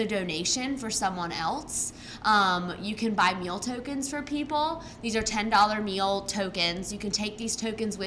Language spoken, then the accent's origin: English; Raleigh, North Carolina, United States; I grew up in Raleigh, been here for 27 years